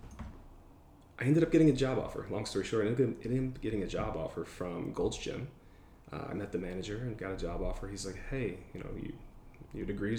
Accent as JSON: {"language": "English", "region": "Michigan", "country": "United States", "also_born_or_lived": "Seattle, Washington", "moved": "as an adult", "said": "I'm from Michigan, and I was living there"}